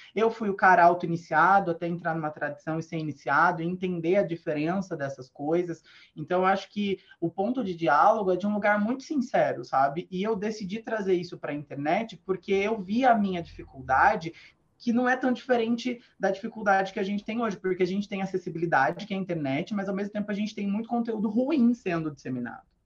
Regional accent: Sorocaba, São Paulo, Brazil; eu sou do interior, né? Eu sou de Sorocaba

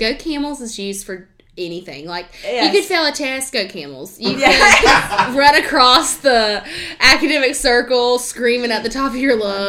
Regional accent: Western North Carolina, United States; I'm from Western North Carolina.

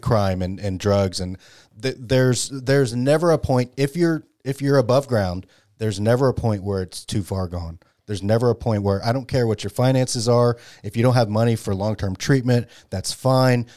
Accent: Dallas, Texas, United States; I grew up in Dallas.

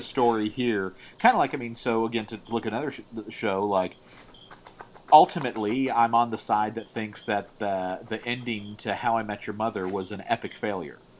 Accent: California, United States; I'm born and raised in California

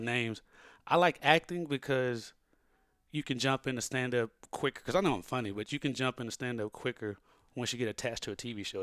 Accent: Lilbourn, Missouri, United States; moved away as an adult; now in Los Angeles, United States; I'm from Lilburn, Missouri, which is in the Boot Hill.

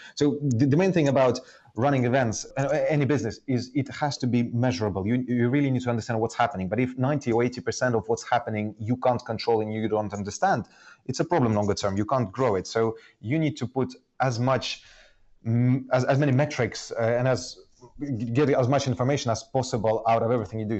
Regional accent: Estonia; moved away as an adult; also born or lived in Soviet Union; now in London, United Kingdom; I, I, grew up initially in Soviet Union, but then in the 90s um, in Estonia, I, I, was almost like growing up in Finland or somewhere else

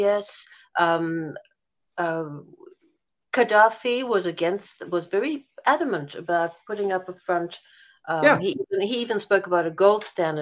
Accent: Israel; having grown up in Israel

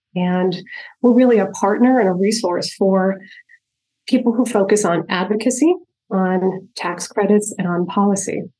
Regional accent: just north of Albany, upstate New York, United States; I grew up in upstate New York, just north of Albany

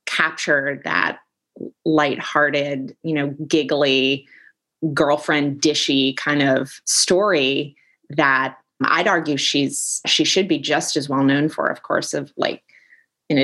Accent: Northern Virginia, United States; I grew up slightly outside the Beltway in Northern Virginia

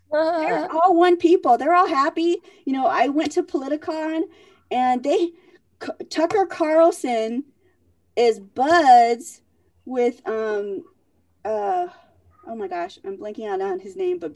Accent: Vietnam; I was born in Vietnam during the Vietnam War.

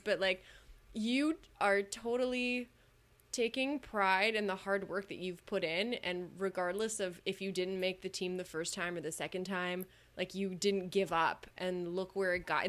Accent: Canada; I'm the Canadian.

